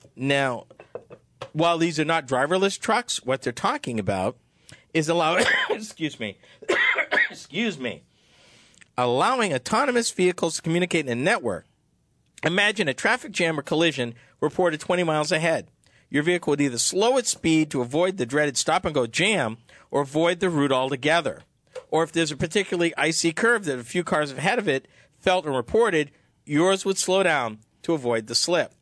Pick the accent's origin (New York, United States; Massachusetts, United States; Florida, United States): Massachusetts, United States; I'm from Massachusetts